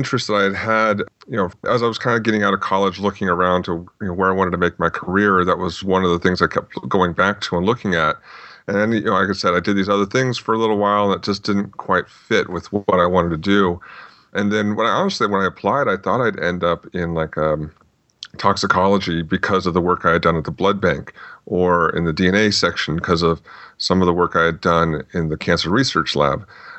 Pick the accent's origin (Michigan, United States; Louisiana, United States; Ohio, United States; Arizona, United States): Arizona, United States; Phoenix; Well, I grew up mostly in the Phoenix, Arizona area. Before that, my dad was in the Air Force, so we bounced around a little bit. But then finally settled down here.